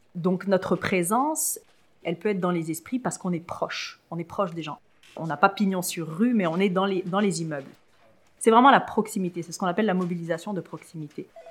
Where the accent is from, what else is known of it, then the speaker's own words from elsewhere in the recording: France; moved away as an adult; also born or lived in Tunisia; now in Quebec, Canada; je suis née euh, en Tunisie et euh, j'ai ensuite euh, grandi en Europe, en France plus particulièrement